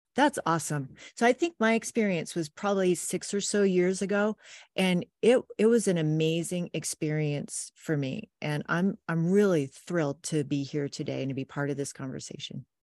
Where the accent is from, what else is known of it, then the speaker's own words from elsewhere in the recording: Wells, Maine, United States; now in Pleasant View, Utah, United States; I grew up in rural Maine